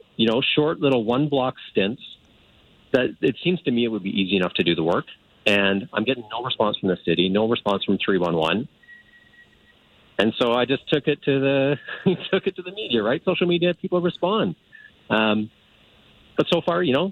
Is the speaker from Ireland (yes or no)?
no; Calgary, Alberta, Canada; I've been in Woodbine for 5 years, and I grew up in Calgary